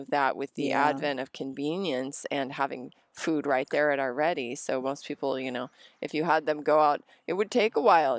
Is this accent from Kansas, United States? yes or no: no; Montana, United States; also born or lived in Colorado / Wyoming; You know, I grew up in Montana, Colorado, Wyoming, and Montana, and, you know, my parents gardened